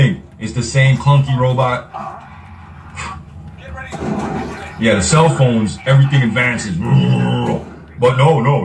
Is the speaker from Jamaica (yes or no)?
yes; Jamaica; now in United States; I'm Jamaican